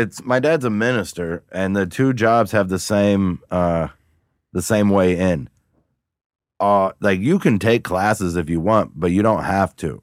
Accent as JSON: {"language": "English", "town": "Cincinnati", "region": "Ohio", "country": "United States", "said": "I was from Cincinnati, not Houston"}